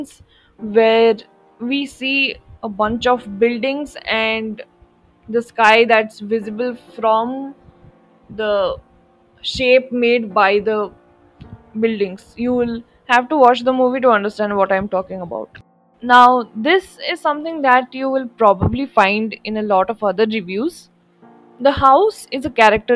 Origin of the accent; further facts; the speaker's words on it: India; as an Indian